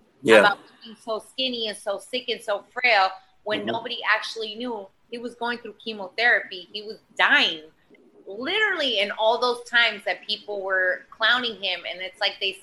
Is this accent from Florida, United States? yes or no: yes; Boca Raton, Florida, United States; also born or lived in Miami; now in New York, United States; I am from Boca Raton